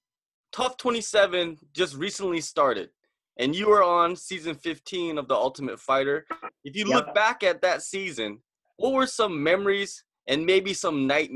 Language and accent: English; Washington, United States; When I was growing up I grew up in Washington.